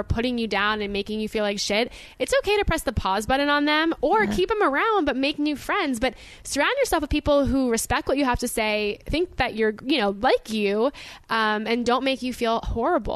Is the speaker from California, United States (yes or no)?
no; Boca Raton, Florida, United States; I am from Boca Raton, Florida, which you might recognize because it's a retirement home for most people's grandparents